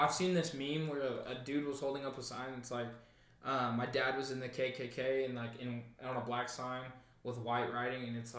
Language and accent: English; Newcastle, Oklahoma, United States; And I'm from a small town. I'm from Newcastle, right? I don't have, like, I didn't have, like, a bunch of black kids or Asian kids. I was one of, like, the only 12 Mexicans.